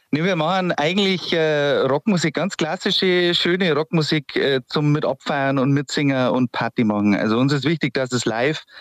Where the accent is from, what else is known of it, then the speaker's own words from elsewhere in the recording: Wasserburg am Inn, Bavaria, Germany; Aber {S0} ich bin {S1} Richtung Wasserburg am Inn